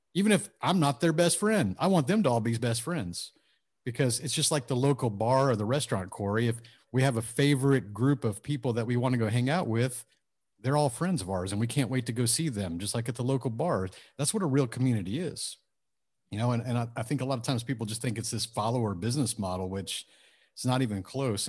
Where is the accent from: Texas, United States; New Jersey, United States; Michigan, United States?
Texas, United States; suburb of Houston; also born or lived in Japan; I grew up lower middle class, suburb of Houston, small town, about fifteen thousand population